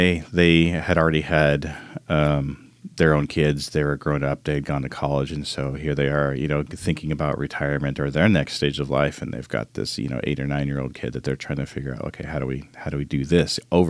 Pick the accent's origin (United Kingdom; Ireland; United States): United States; Arizona; I grew up in Arizona with a single mom who was codependent